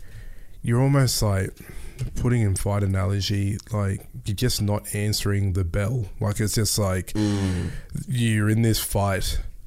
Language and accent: English; Melbourne, Victoria, Australia; born there; I was born in Melbourne. My dad was literally first generation from Ghana. Came here with $30 and some clothes.